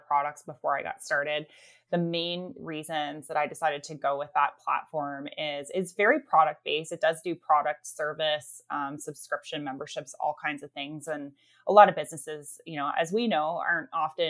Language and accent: English; Canada; we are Canadian as well